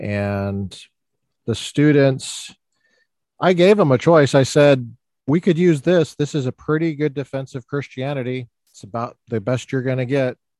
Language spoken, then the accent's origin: English; Littleton, Colorado, United States; now in California, United States; I'm from Littleton.